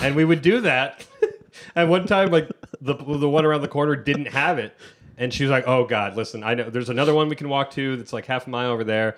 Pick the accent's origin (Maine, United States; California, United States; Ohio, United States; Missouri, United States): Ohio, United States; moved away; I'm from Ohio